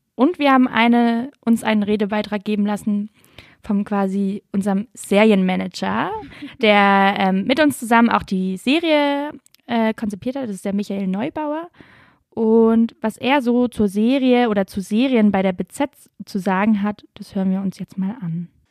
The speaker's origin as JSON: {"language": "German", "area": "Lörrach area", "region": "Baden-Württemberg", "country": "Germany", "said": "ich komme ja eher so aus Lörracher Gegend"}